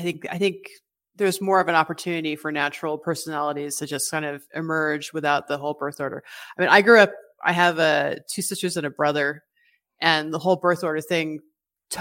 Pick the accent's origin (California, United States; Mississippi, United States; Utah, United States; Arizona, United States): California, United States; moved away; I grew up in California, so I didn't really realize how different they were until I moved.